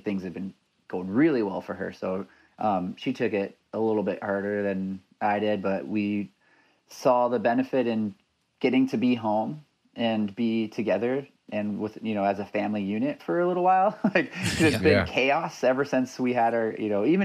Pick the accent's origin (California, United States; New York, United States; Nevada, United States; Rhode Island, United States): California, United States; Los Angeles; moved away as an adult; also born or lived in Orange County, California / Toronto, Canada; now in Vancouver area, Canada; I'm from Los Angeles, born and raised, lived in Orange County for a bit